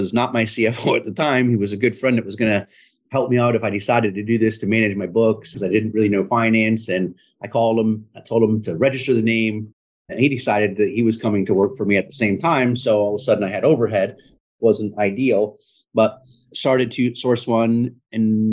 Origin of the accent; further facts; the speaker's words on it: northern Michigan, United States; moved away as an adult; also born or lived in Jacksonville, Florida; now in Tampa, United States; I was actually going to move back to Michigan